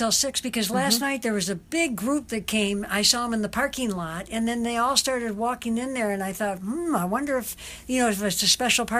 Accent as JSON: {"language": "English", "town": "Detroit", "region": "Michigan", "country": "United States", "moved": "yes", "lives_now": "Hawaii, United States", "said": "I was from Detroit"}